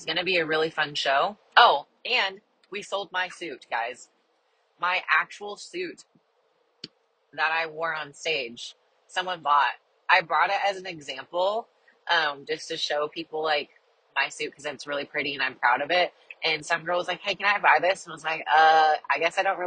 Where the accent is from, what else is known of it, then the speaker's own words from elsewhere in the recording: Kansas, United States; I'm from Kansas and that's kind of like local to me